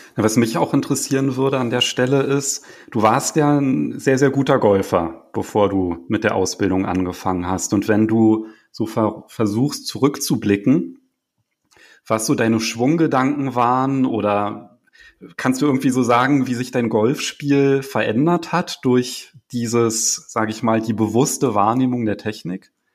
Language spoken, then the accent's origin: German; Berlin, Germany; als Berliner